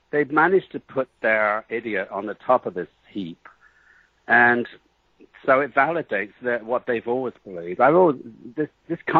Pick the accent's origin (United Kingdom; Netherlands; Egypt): United Kingdom; England; You know, I'm, I'm a little bit exotic because I came from England, you know, and that's about it.